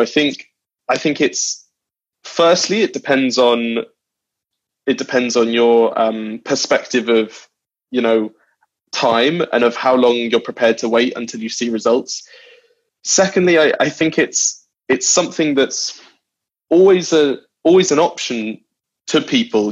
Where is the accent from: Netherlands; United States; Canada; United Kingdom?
United Kingdom; London; also born or lived in New Zealand / Wales (family); I was born in New Zealand, and then and then when I was two, uh, we moved to London, and I've been raised there.